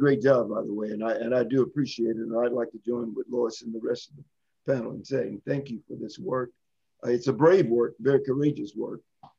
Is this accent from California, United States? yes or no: no; Louisiana, United States; I was born and raised in Louisiana